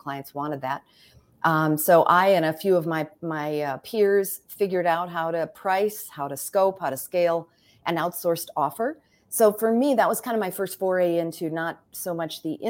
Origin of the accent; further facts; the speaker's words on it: Minnesota, United States; moved away as an adult; also born or lived in Chicago / Frankfurt, Germany; I'm actually from Minnesota originally. So very if you hear my accent, it's legit.